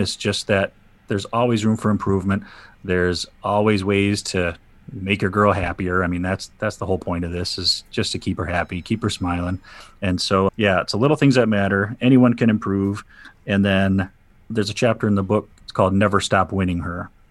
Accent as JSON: {"language": "English", "town": "Saginaw", "region": "Michigan", "country": "United States", "tie": "born or raised there", "said": "I'm from Saginaw, Michigan. I've been here all my life."}